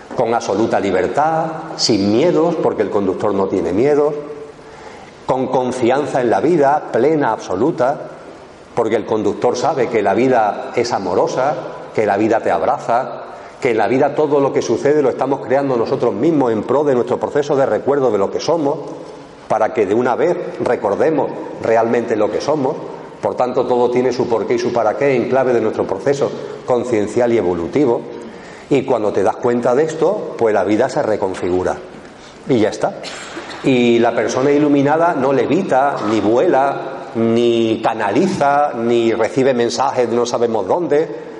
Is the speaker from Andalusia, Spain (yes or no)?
yes; Eastern Andalusia, Spain; mi tierra, que es Andalucía, Andalucía Oriental